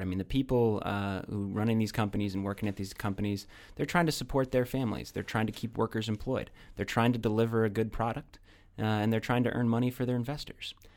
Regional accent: Iowa, United States; moved away; I'm very proud of my home state of Iowa

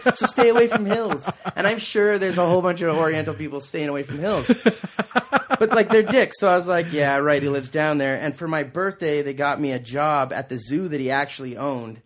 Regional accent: Calgary, Alberta, Canada; also born or lived in Australia; we all grew up there. My mom and dad met on the same block.

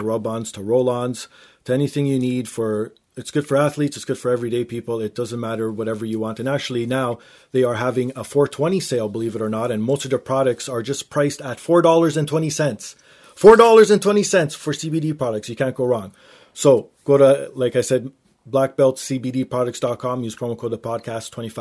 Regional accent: Canada; being Canadian

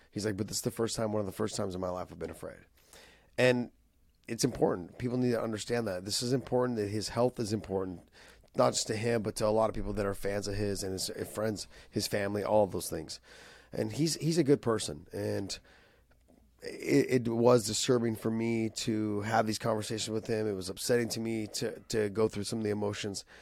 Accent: San Jose, California, United States; here in San Jose, in my hometown

